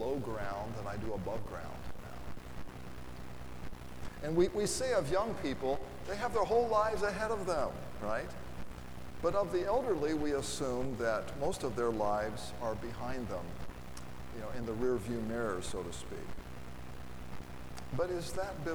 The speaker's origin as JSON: {"language": "English", "town": "Lafayette", "country": "United States", "said": "I'm from Lafayette, and my phone number was HA, that's the Hamilton Exchange"}